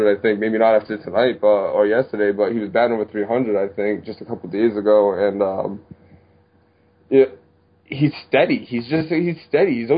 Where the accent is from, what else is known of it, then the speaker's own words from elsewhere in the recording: Rhode Island, United States; I'm from Rhode Island